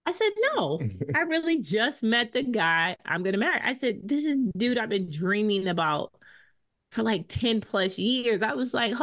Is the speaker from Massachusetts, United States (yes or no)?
yes; Boston, Massachusetts, United States; accent: Bostonian; we met in Boston because that's where we grew up